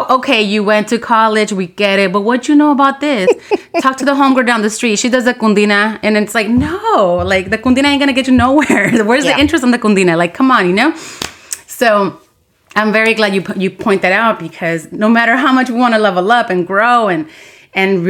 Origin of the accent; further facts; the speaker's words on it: United States; growing up in the United States, you know, and being bicultural